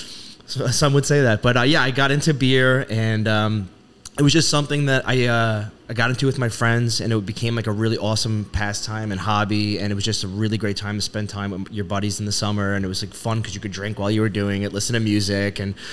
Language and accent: English; Levittown, New York, United States; I grew up in Nassau County in Levittown. Lived there pretty much my whole life.